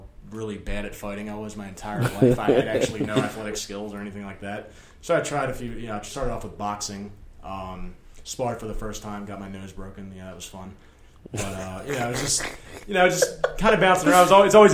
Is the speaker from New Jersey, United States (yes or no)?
no; Baltimore, Maryland, United States; I'm from Baltimore